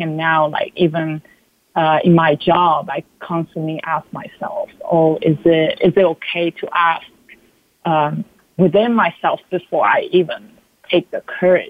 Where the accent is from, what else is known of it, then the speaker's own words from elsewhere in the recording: Italy; English is a second language; now in New York City, United States; I grew up in Italy where that's a taboo.